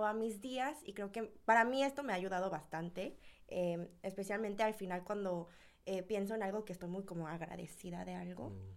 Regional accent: Mexico; moved away as an adult; now in South Korea; sí vivía ahí por 18 años

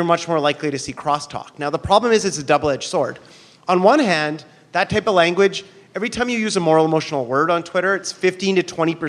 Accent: Canada; now in New York, United States; I'm from Canada

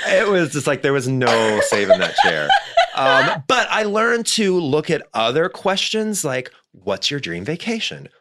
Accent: Missouri, United States; also born or lived in New York; now in Los Angeles, United States; me growing up in Missouri

